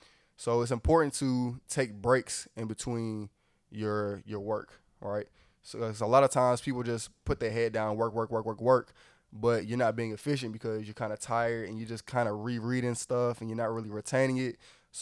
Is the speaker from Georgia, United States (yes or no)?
yes; Atlanta, Georgia, United States; Right, I'm from Atlanta.